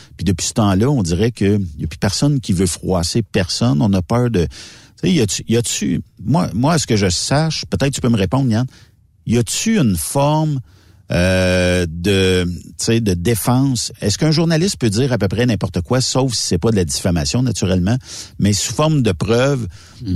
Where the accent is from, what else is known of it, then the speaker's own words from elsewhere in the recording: Canada; moi, je suis Canadien